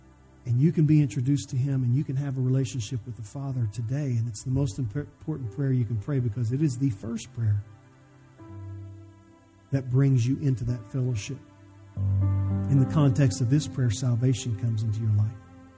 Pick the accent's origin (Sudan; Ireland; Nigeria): Ireland; you know, I'm Irish and I've got a little anger problem.